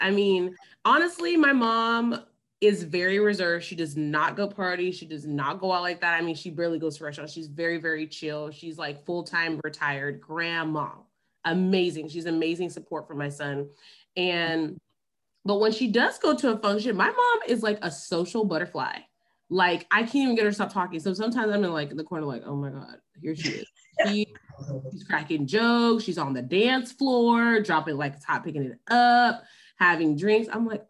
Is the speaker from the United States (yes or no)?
yes; Memphis, Tennessee, United States; now in Dallas, United States; Actually from Memphis. So I was born in Memphis, Tennessee. And then I moved to Dallas for the third time about 6 years ago. I've lived here three different times.